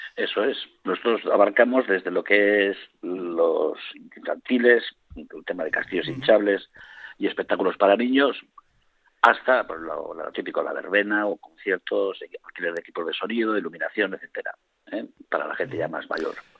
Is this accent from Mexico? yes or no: no; Vitoria-Gasteiz, Basque Country, Spain; soy del barrio de Avechuco.